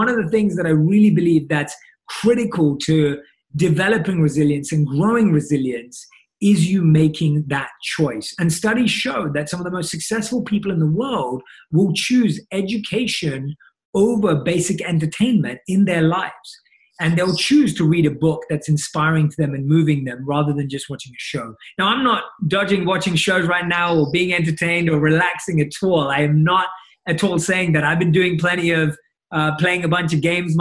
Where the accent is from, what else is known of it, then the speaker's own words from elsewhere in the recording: London, United Kingdom; growing up in London, where I was born and raised.